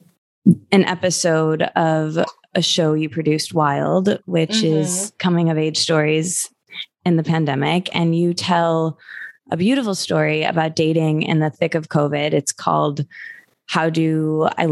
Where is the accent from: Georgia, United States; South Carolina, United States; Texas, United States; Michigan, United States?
Michigan, United States; now in Los Angeles, United States; I'm from Michigan